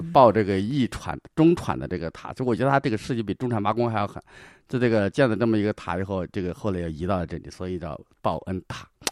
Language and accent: Chinese; Shaanxi, China; 我小时候就在这边生长